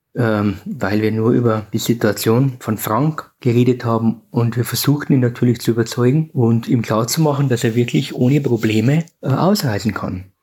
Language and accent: German; Bavarian Forest, Germany; Ich lebe ja selber im Bayerischen Wald, da erfahren wir ja die Trennung auch der ehemalige eiserne Vorhang, die Grenze zur Tschechoslowakei, ist nur ein Katzensprung von meinem Heimatort weg